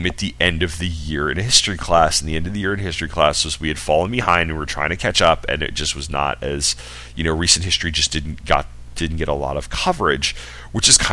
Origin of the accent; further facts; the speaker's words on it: Long Island, New York, United States; I grew up on Long Island.